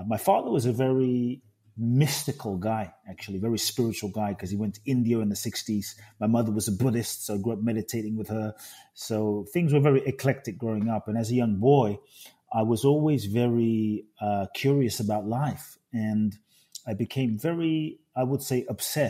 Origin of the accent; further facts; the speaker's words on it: London, United Kingdom; also born or lived in Ghana; now in United States; I grew up in London